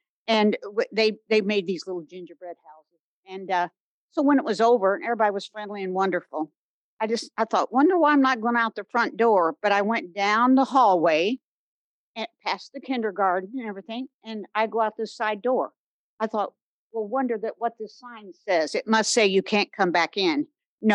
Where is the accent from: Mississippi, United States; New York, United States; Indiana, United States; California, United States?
Indiana, United States; Bloomington; now in Brown County, United States; Although I live in Brown County, I'm from Bloomington.